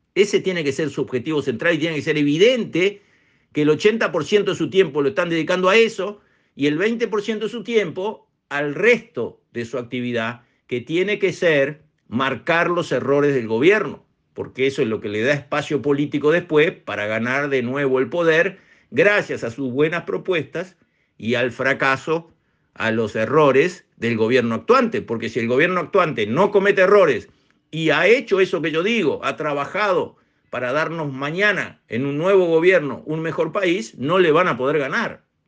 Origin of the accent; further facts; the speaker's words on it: Uruguay; los uruguayos